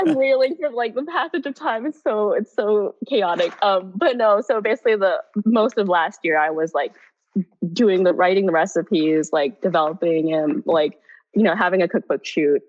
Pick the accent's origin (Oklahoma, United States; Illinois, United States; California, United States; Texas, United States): California, United States; Bay Area; now in New York, United States; I'm technically from the Bay Area and stuff, or originally from the Bay Area.